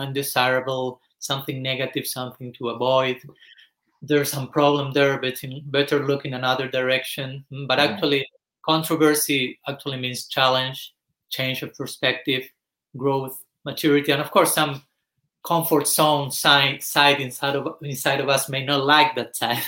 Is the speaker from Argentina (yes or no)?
yes; Argentina; moved away; I was born in Argentina some 40 years back